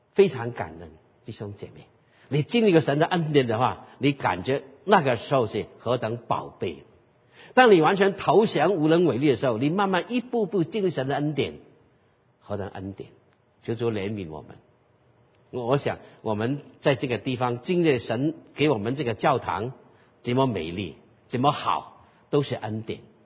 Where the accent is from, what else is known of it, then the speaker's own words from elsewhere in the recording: Guangdong, China; 所以我们广东人有句话